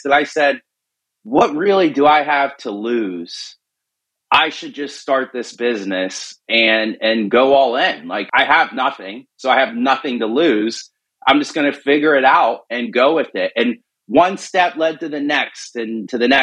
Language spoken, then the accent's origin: English; Pittsburgh, Pennsylvania, United States; I was born and raised in Pittsburgh